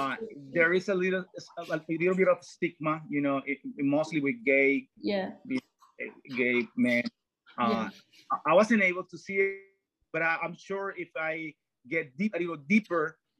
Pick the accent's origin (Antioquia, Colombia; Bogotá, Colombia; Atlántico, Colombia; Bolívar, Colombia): Bolívar, Colombia; Cartagena; For example, I was originally born in Colombia. I'm from Cartagena, Colombia, that's South America.